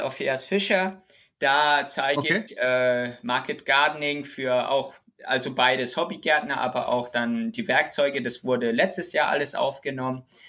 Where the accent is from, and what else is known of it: Germany; also born or lived in Witzenhausen